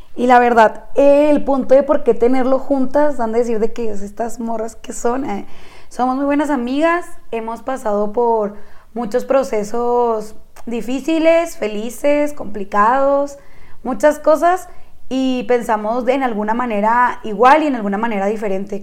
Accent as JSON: {"language": "Spanish", "region": "Chihuahua", "country": "Mexico", "tie": "born or raised there", "said": "las dos somos originarias de Chihuahua, Chihuahua"}